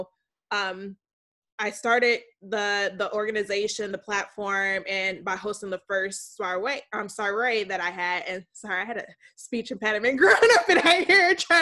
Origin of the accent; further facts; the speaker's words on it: South Holland, Illinois, United States; moved away; also born or lived in Washington, D.C.; I'm from Chicagoland. I grew up in South Holland, Illinois, went to Marian Catholic High School